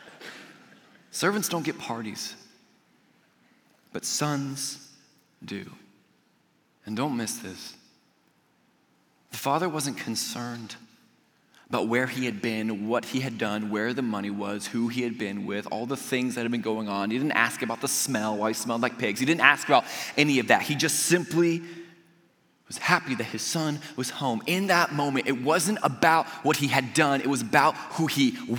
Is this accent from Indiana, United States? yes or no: yes; Indiana, United States; we're from Indiana. We're going home tomorrow